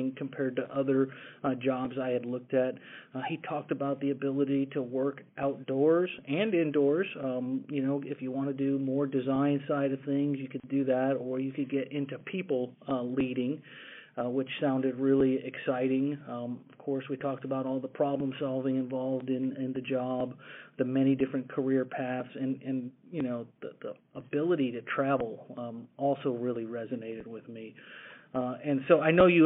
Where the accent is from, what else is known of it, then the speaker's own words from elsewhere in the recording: Schaumburg, Illinois, United States; moved away as an adult; now in Dallas-Fort Worth, United States; I grew up in the Chicago area, Schaumburg, Illinois, to be more specific. Spent grade through high school in Schaumburg.